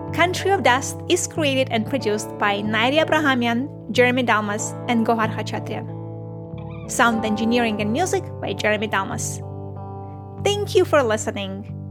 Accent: Armenia; So I was born in Soviet Armenia and I was raised in Soviet Armenia

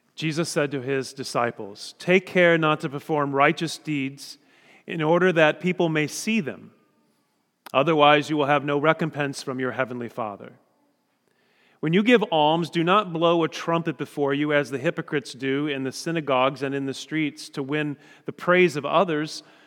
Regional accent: Indiana, United States; we're from Indiana

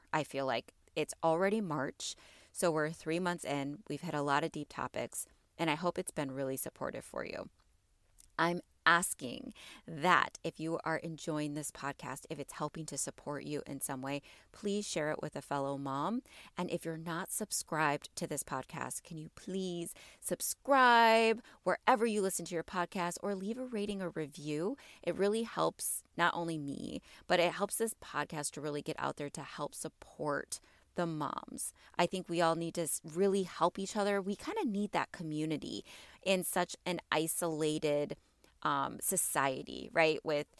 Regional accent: Illinois, United States; you know I'm a Midwest girl. I am from Illinois. I'm from like the north, like 45 minutes north of Chicago. So I'm on the border of Wisconsin and Chicago.

